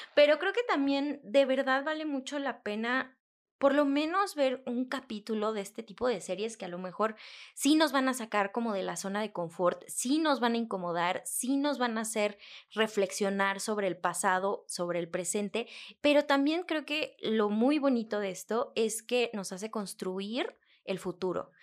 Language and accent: Spanish; Mexico; nosotros como mexicanos